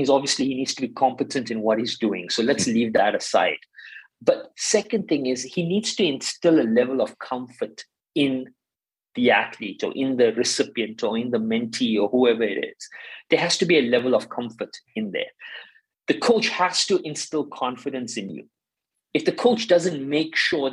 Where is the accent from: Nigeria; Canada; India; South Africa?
South Africa; I'm South African and I grew up in South Africa during the apartheid